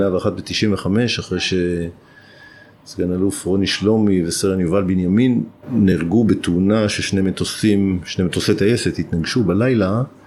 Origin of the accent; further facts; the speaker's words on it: Alonim, Northern District, Israel; הזיכרונות שלי מילדות באלונים הם זיכרונות של ילדות מאוד מאוד טובה